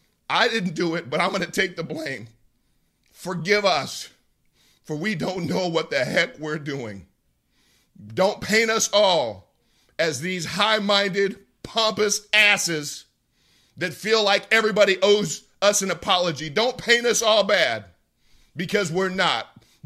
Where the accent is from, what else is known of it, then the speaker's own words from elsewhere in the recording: United States; And when I say to me, I mean as an American first, then I mean as a member of the black community.